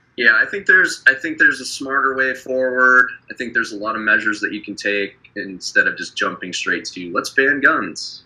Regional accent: Wyoming, United States; my hometown where I grew up in Wyoming

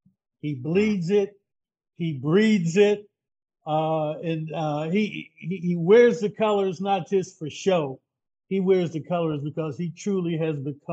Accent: Pittsburgh, Pennsylvania, United States; moved away as an adult; also born or lived in Baltimore, Maryland; I came to Morgan from my hometown, Pittsburgh, Pennsylvania. That's where I am right now, visiting family.

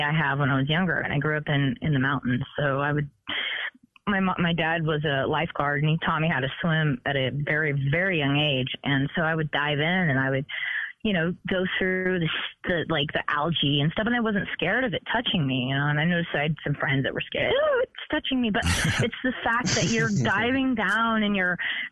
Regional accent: Hayward, California, United States; I grew up on the same street … grew up on Kelly Hill and Hayward

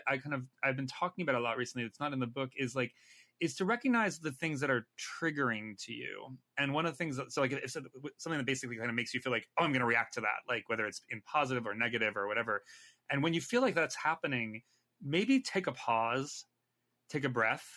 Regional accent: California, United States; moved away as an adult; also born or lived in New York; I'm Californian

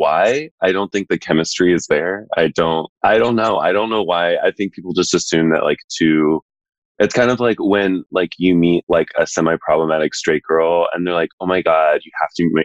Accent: Texas, United States; now in New York, United States; I'm from Texas.

